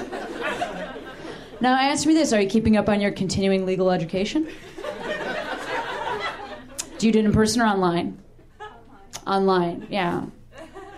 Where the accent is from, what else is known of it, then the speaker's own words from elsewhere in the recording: Chicago, Illinois, United States; moved away; I'm from Chicago